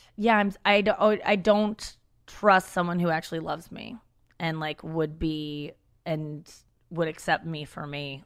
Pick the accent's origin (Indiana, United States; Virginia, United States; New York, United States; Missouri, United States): Missouri, United States; St. Louis; also born or lived in Cincinnati, Ohio; I grew up in Cincinnati, Ohio until I was six, and then we moved to Saint Louis, Missouri.